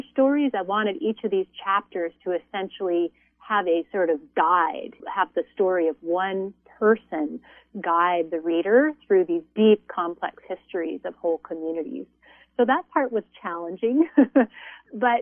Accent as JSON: {"language": "English", "region": "Montana", "country": "United States", "tie": "born or raised there", "moved": "yes", "lives_now": "Santa Barbara, United States", "said": "a white woman from a settler background, born and raised in Montana"}